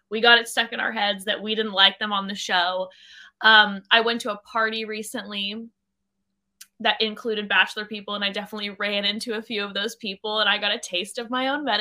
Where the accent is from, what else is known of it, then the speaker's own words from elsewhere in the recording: California, United States; Orange County.